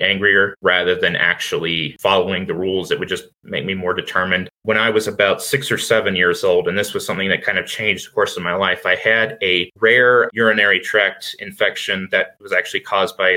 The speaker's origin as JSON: {"language": "English", "region": "Virginia", "country": "United States", "tie": "born or raised there", "said": "I was born in Virginia in 1997"}